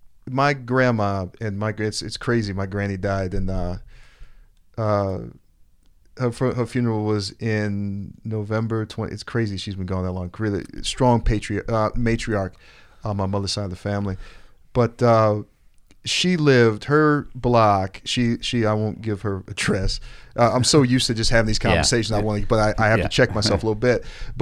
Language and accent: English; Roseland, Illinois, United States; But I grew up also in Roseland. I grew up working in what they call, I guess, a nuclear family.